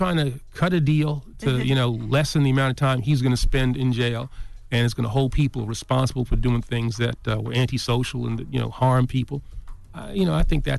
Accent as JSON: {"language": "English", "town": "East Elmhurst", "region": "New York", "country": "United States", "said": "I'm from East Elmhurst."}